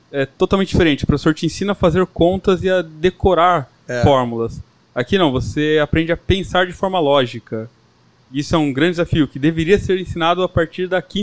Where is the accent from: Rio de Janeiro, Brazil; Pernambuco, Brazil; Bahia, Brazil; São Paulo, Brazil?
São Paulo, Brazil; São Roque; Como você me apresentou, vim de São Roque, interior de São Paulo, tá?